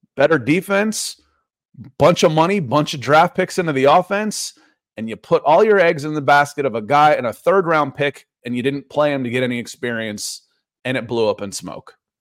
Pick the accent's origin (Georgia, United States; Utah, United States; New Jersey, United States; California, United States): Georgia, United States; Atlanta; also born or lived in Akron, Ohio; I am in Atlanta. I, I, I grew up here